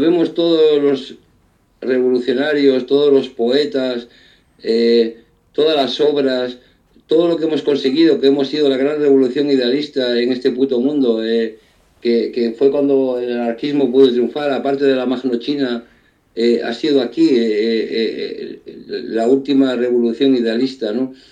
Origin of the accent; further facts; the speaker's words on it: Spain; un pueblo como el nuestro, que ha dado tantos revolucionarios